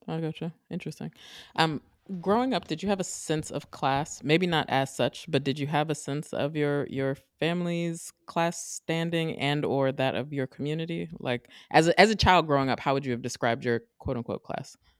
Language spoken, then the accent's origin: English; Maryland, United States; I'm from Maryland